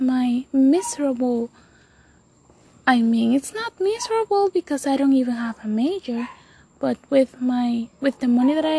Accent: Dominican Republic; first language Spanish; English is a second language; I'm from Dominican Republic. Spanish is my first language, so if you are judging my accent

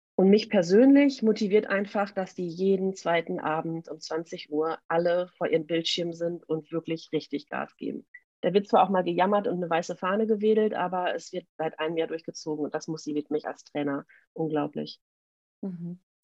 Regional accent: Münster, North Rhine-Westphalia, Germany; ich komme aus Münster in Nordrhein-Westfalen

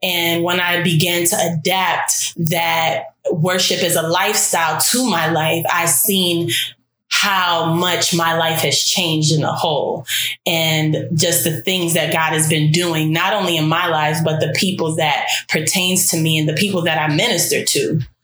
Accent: New York City, New York, United States; I am from Brooklyn, New York

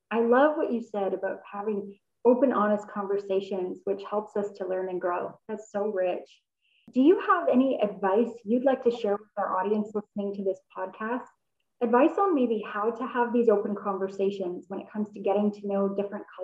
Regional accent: Canada; accent: North American; also born or lived in Germany; being born in Germany and then having grown up here in Canada you know, I kind of felt like I was German. But then in my early 20s, I moved back to Germany.

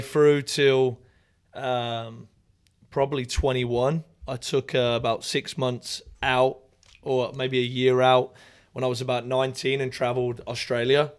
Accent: Raunds, East Midlands, United Kingdom; moved away as an adult; now in United States; I am from a little town called Rauns

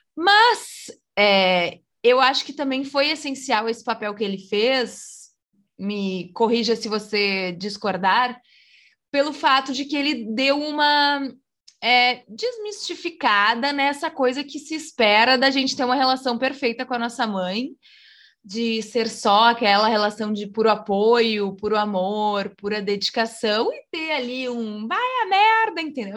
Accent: Rio Grande do Sul, Brazil; ela também nasceu no mesmo estado que eu, que se chama Rio Grande do Sul

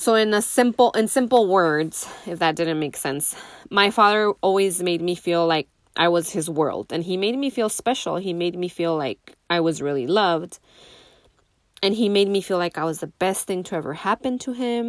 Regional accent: Nogales, Arizona, United States; But we grew up in Nogales, Arizona. Me and my siblings, all three of them.

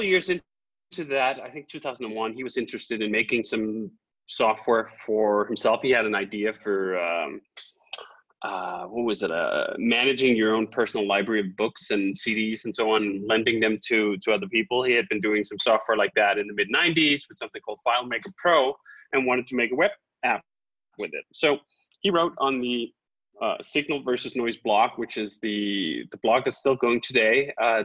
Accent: Copenhagen, Capital Region of Denmark, Denmark; now in Malibu, United States; I'm originally from Copenhagen, Denmark

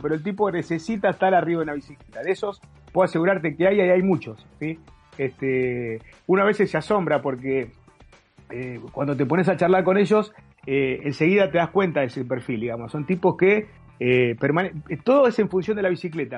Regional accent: Berazategui, Buenos Aires Province, Argentina; Yo soy de Verazante y en zona de Quilmes

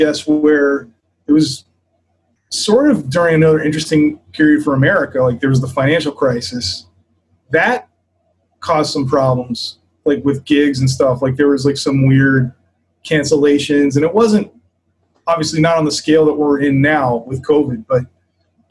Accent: Maryland, United States; moved away as an adult; also born or lived in Boston / New York; I'm from Maryland

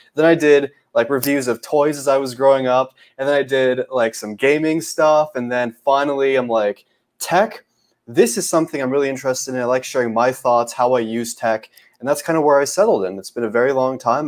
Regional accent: Canada; I'm Canadian

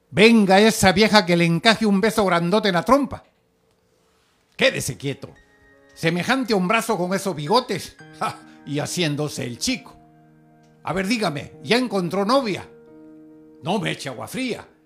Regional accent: Peru; Buenas. Soy, eh … soy del Perú, pertenezco al club Arimex de Marisela Loesa y a Adela, Asociación de Escritores Latinoamericanos.

